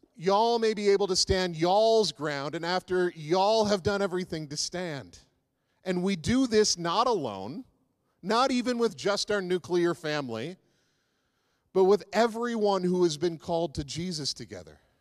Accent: East Coast, United States; one I grew up with on the East Coast

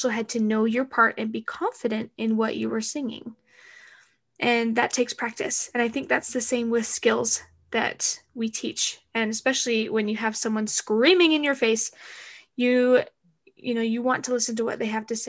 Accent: Arizona, United States; I am from Arizona and I don't know how to drive in the snow.

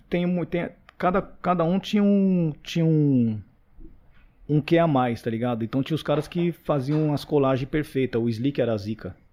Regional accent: Carapicuíba, São Paulo, Brazil; Porque eu vim lá de Carapicuíba, pá. Mano, eu era um moleque que, tipo, eu não, não tava no meio

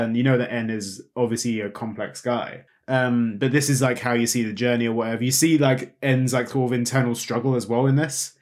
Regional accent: United Kingdom; we're British

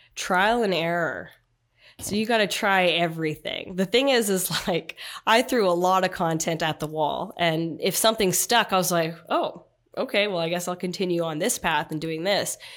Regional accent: Canada; my uniqueness was I was from Canada, unlike a lot of people in the league.

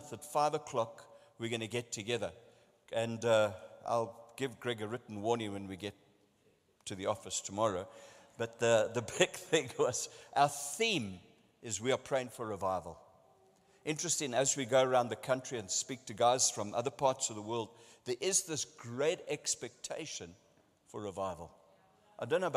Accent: South Africa; I'm from South Africa

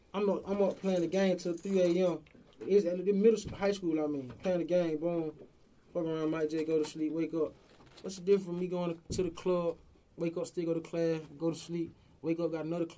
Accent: Atlanta, Georgia, United States; it was 18 years of growing up in Atlanta. We all talk the same, dress the same, look the same, isn't it?

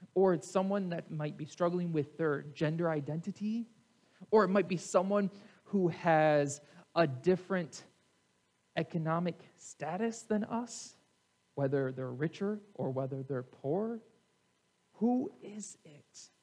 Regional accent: United States; in America, we are a melting pot

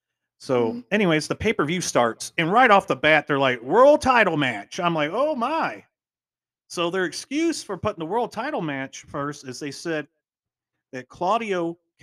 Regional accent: Texas, United States; growing up in Texas

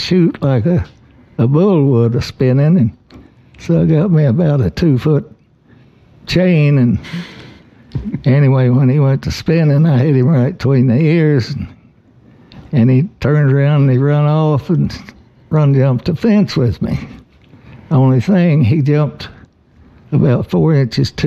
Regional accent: Osage County line, Oklahoma, United States; I was born and raised right here in Polk City, only on the Osage County line.

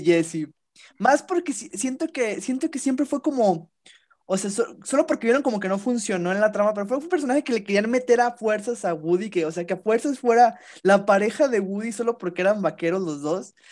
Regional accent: Mexico; fue un orgullo como mexicano

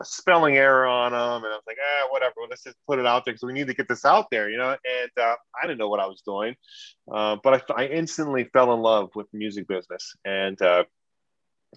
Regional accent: Ewa Beach, Hawaii, United States; moved away as an adult; also born or lived in Guam; now in Northern California, United States; I grew up in Hawaii. My parents moved there when I was like 3 years old. And so I grew up in a place called Eva Beach, which is on the leeward side of Oahu.

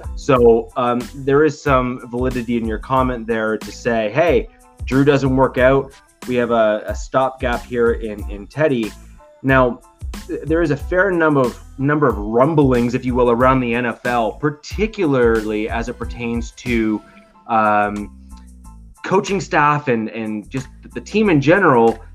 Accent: Canada; I'm Canadian

